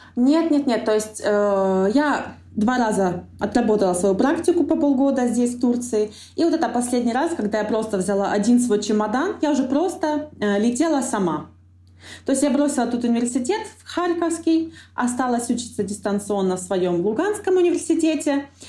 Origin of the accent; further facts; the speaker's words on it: Donbas, Ukraine; moved away as an adult; also born or lived in Kharkiv; now in Antalya, Turkey; я родилась на Донбассе